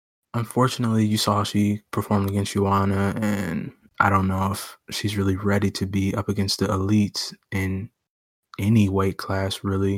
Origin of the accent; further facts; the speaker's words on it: Ohio, United States; I'm from Ohio